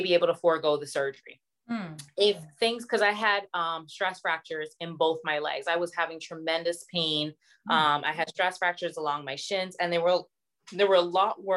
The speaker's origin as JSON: {"language": "English", "country": "Barbados", "moved": "yes", "said": "I'm originally from Barbados."}